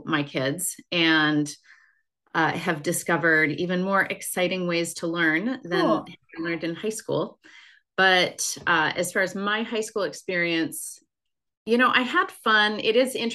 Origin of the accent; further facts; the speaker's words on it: Minnesota, United States; also born or lived in Pennsylvania / Utah; I'm from Minnesota, grew up here.